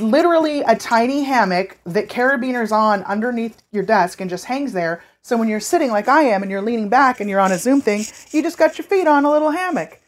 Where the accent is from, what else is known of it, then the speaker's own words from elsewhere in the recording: California, United States; now in Los Angeles, United States; I was born and raised in California